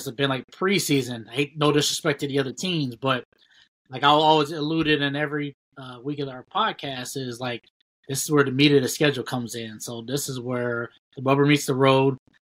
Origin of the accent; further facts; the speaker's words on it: Ohio, United States; we're all from Ohio